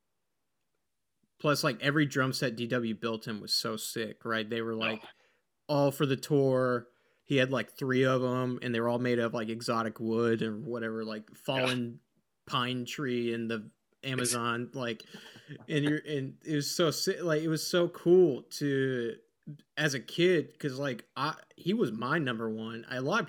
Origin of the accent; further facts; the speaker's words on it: Texas, United States; growing up in Texas, they take the arts pretty seriously.